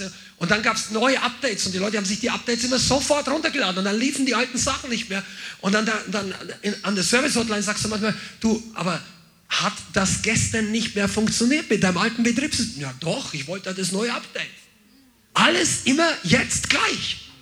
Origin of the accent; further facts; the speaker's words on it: Bavaria, Germany; ich bin jetzt aus der Unterkultur der Bajuwaren auch noch aufgewachsen